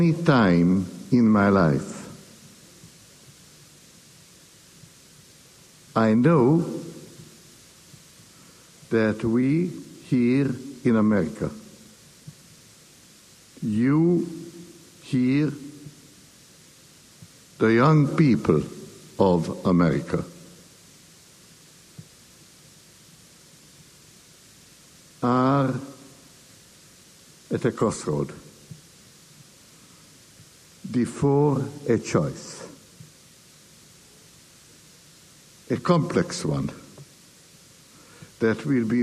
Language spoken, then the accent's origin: English; Hungary; now in United States; I was born in Hungary. For more than half a century, I could not and did not get back to visit my native land